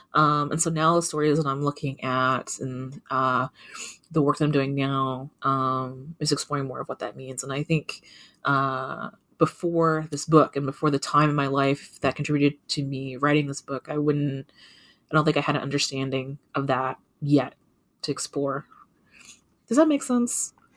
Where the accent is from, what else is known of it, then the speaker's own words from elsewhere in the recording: Kentucky, United States; I grew up in Kentucky. I grew up in a kind of a rural part of Kentucky